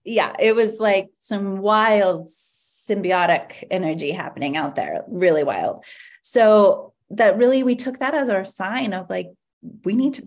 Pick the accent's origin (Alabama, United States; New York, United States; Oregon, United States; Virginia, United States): Oregon, United States; Ashland; also born or lived in Salt Lake City, Utah; now in Portland, United States; once we moved away from Salt Lake City when I was 10, I grew up with my my white mother and my white stepfather and we lived in a very white community, affluent community in Ashland, Oregon, a lovely place to grow up.